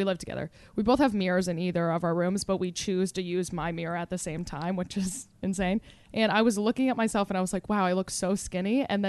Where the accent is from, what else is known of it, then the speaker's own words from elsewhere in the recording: Jersey Shore, New Jersey, United States; I'm from the Jersey Shore.